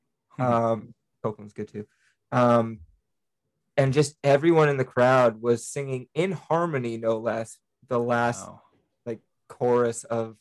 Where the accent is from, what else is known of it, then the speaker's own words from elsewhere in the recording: British Columbia, Canada; a Canadian musician